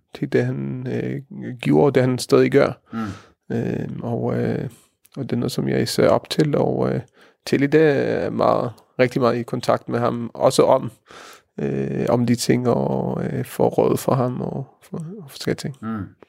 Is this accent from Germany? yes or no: no; Israel; Danish is a second language; moved away as an adult; also born or lived in Norway; now in Denmark; jeg er opvokset i Israel